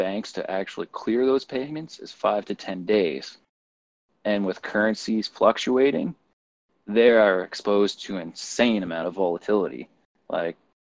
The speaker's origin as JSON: {"language": "English", "country": "Canada", "also_born_or_lived": "Red Deer, Alberta", "said": "I'm looking at this as a Canadian"}